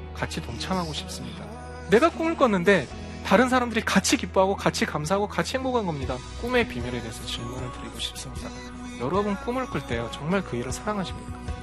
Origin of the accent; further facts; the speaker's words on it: South Korea; moved away as an adult; 제 고향 한국에 돌아와서